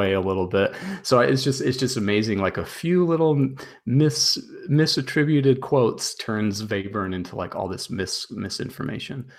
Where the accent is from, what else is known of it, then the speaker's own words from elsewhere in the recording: United States; I'm an American